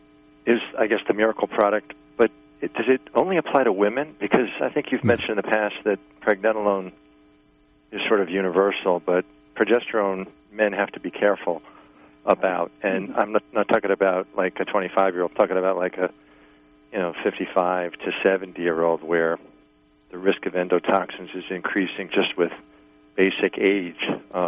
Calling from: New York, United States; from New York.

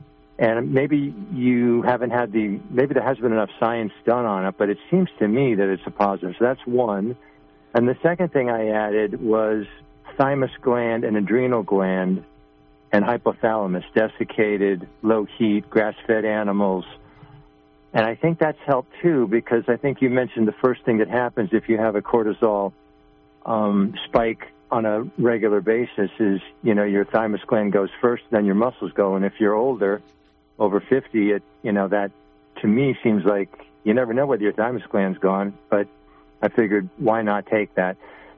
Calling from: New York, United States; I'm from New York State

